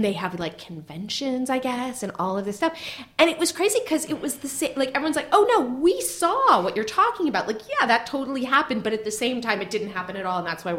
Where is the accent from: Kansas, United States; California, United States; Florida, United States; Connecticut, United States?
California, United States; Marin County; I grew up in Marin County.